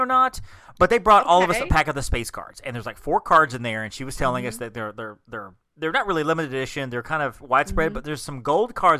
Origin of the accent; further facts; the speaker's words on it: Alabama, United States; I'm from Alabama.